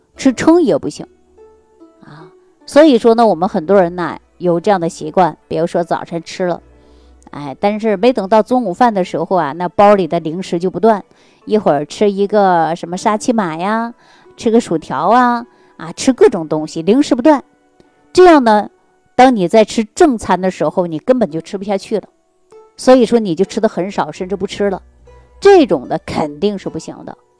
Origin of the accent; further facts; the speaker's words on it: Northeast China, China; 尤其我们老家就是东北地区的人